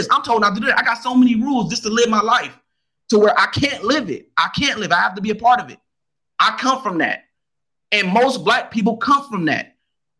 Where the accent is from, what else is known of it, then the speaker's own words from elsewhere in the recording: United States; I'm more of American than I am a African, because I don't know Africa. And Africa don't know me